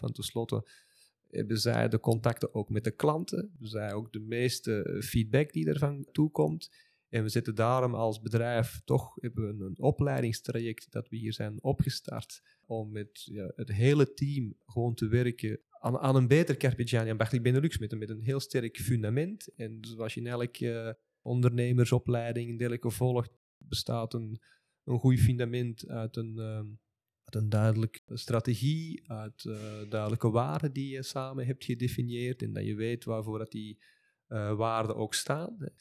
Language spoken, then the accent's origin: Dutch; Belgium; Ik ben nu eenmaal geboren als Belg en ik zal dan altijd wel een Belg blijven.